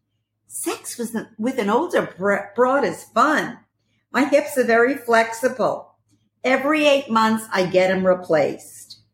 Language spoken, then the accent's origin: English; Brooklyn, New York, United States; also born or lived in Paris; I was born in Paris and raised in Brooklyn.